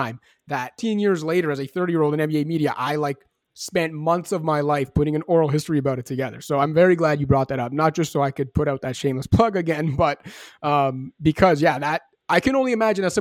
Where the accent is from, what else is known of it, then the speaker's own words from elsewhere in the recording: Canada; now in Toronto, Canada; I'm sitting here in Toronto. I'm a Canadian basketball fan